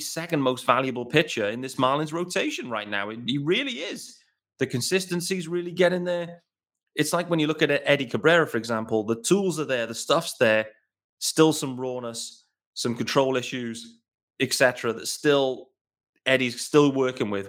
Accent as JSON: {"language": "English", "country": "United Kingdom", "said": "As a British fan"}